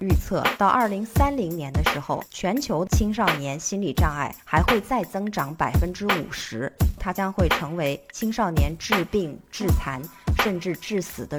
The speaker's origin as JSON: {"language": "Chinese", "region": "Jiangxi", "country": "China", "said": "静涵 Rene 啊，前不久在我的老家江西发生了一起牵动全国无数人心的事件，"}